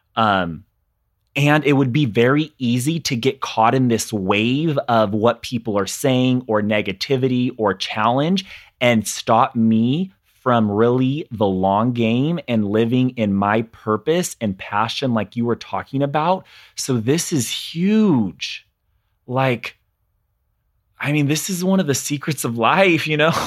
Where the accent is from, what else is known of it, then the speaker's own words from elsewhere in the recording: California, United States; growing up in California in a very small conservative town